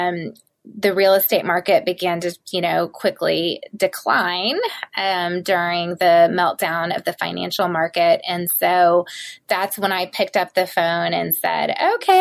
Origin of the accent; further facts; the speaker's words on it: the South, United States; I am from the South, and my mom was a stay-at-home mom